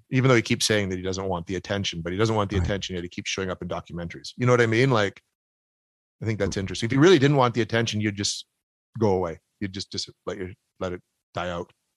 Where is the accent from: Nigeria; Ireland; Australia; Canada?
Canada; accent: Canadian